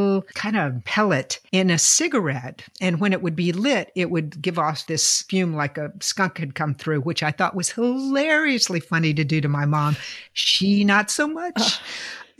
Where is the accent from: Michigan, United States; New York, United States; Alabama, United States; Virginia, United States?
Virginia, United States; I'm from Virginia